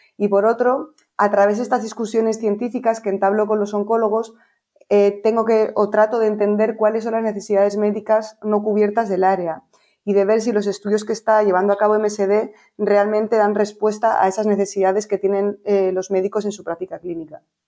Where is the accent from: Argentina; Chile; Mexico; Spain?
Spain; Bilbao, Basque Country; moved away as an adult; also born or lived in Pamplona / Bristol, United Kingdom; now in Madrid, Spain; yo soy de Bilbao y, viví allí durante 18 años